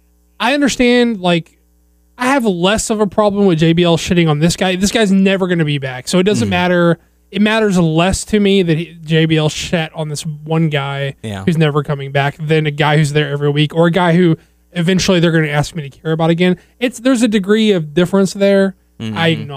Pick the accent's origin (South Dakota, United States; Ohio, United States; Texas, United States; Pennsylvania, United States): Texas, United States; Southeast; We're from Southeast Texas, y'all.